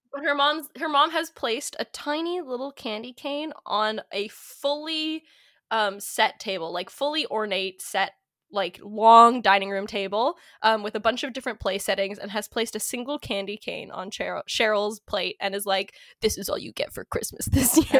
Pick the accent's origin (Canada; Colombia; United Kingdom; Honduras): Canada; Kitchener, Ontario; I was born in Little Kitchener, Ontario.